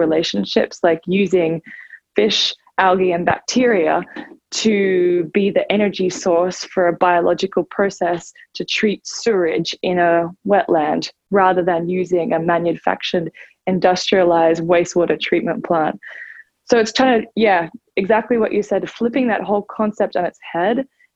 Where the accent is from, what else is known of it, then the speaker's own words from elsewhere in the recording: Australia; moved away as an adult; now in United States; I'm originally actually from Australia, and I moved here 14 years ago to come to Harvard